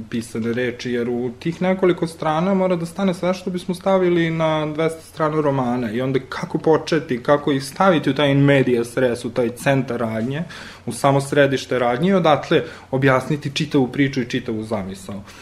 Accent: Riđica, Vojvodina, Serbia; moved away; ja sam onaj dečak što je rastao u jednom selu malom, kome mama i tata nisu bili režiseri, glumci, pevači, kulturni radnici, što god, prosto smo došli nijotkuda, odakle se iz Riđice

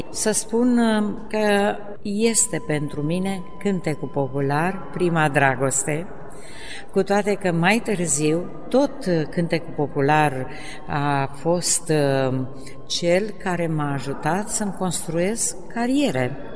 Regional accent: Mănești, Prahova, Romania; Am cântat, am cântat, am cântat până când am plecat și la Ploiești la școală, pentru că eu sunt de pământ din Mănești, județul Prahova. Și am mers mai departe la liceu în Ploiești

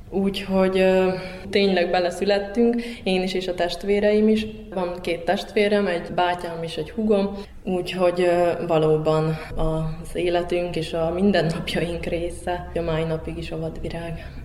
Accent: Ada, Vojvodina, Serbia; also born or lived in Hungary; Adai vagyok, tőzsgyökeres adai, ha úgy lehet mondani. Ott születtem, ott nevelkedtem fel

